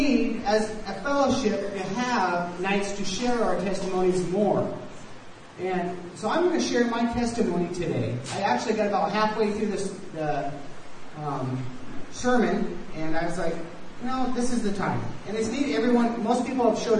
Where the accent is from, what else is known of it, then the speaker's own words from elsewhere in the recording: United States; moved away; I am from the States